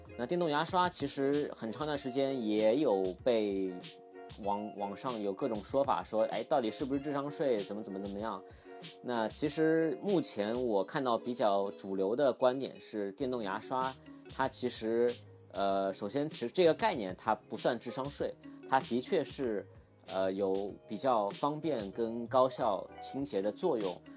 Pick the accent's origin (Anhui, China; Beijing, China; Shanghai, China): Shanghai, China; Shikumen; 因为自己小时候也是在石库门长大 然后拆迁之后搬出来的